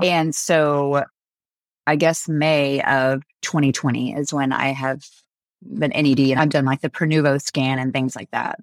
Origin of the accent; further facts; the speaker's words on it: France; moved away; I grew up in France